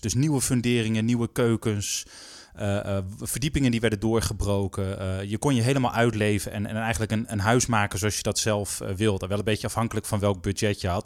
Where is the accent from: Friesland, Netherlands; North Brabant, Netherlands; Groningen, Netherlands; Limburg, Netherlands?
Groningen, Netherlands; moved away; also born or lived in Rotterdam; ik kom oorspronkelijk uit Groningen